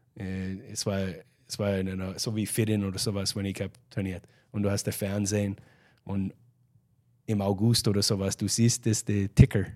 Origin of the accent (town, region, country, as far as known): Glace Bay, Nova Scotia, Canada; born or raised there; German is a second language; moved away as an adult; now in Klagenfurt, Austria